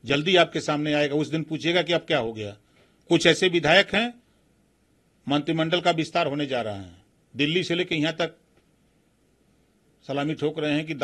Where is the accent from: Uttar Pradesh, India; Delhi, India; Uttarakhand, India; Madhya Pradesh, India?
Uttar Pradesh, India; Varanasi; हम जहां से आते हैं बनारस जीतेंगे कहा सौ परसेंट हारेंगे